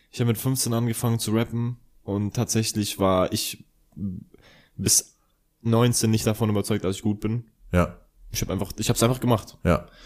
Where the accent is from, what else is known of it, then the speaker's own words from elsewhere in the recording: Ingolstadt, Bavaria, Germany; moved away; Ja, ich komme aus Ingolstadt.